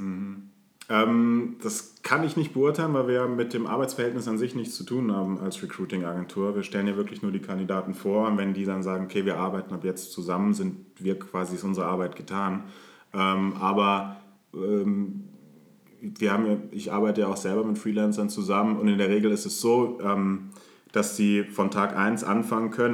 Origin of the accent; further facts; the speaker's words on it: Munich, Bavaria, Germany; moved away as an adult; geboren in München